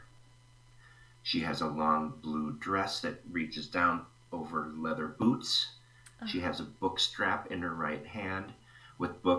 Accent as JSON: {"language": "English", "town": "Stillwater", "region": "Minnesota", "country": "United States", "tie": "born or raised there", "said": "I grew up about 20 miles east of St. Paul in a town named Stillwater, Minnesota, along the St. Croix River"}